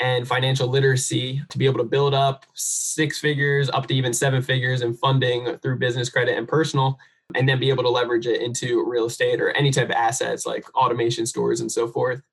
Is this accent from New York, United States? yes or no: no; New Jersey, United States; moved away; I'm from New Jersey originally